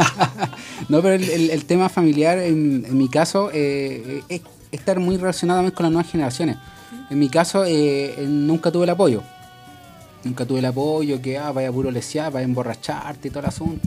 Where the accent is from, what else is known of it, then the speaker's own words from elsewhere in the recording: Conchalí, Santiago Metropolitan Region, Chile; nosotros somos del, de Conchalí